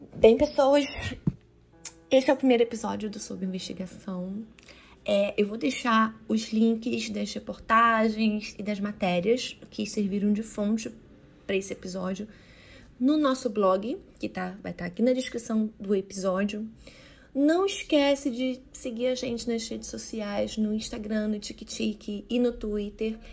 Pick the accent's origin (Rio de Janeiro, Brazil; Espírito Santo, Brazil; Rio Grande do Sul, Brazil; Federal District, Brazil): Rio de Janeiro, Brazil; Itaguaí; accent: Rio de Janeiro; Dá pra ver pelo sotaque que eu sou do Rio de Janeiro.